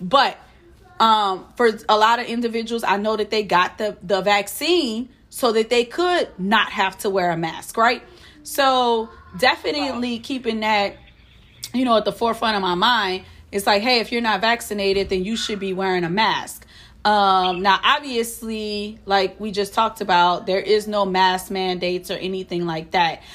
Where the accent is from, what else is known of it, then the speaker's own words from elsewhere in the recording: New Orleans, Louisiana, United States; now in Houston, United States; I hail from New Orleans, but I'm currently residing in Houston, Texas